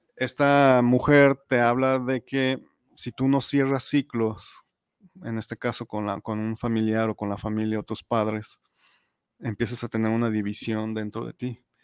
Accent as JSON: {"language": "Spanish", "country": "Mexico", "said": "como mexicano"}